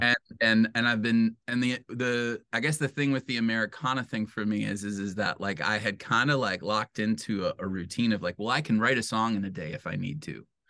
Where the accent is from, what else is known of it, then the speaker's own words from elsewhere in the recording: Detroit, Michigan, United States; now in Grand Rapids, United States; I was raised in Metro Detroit, um, in a suburb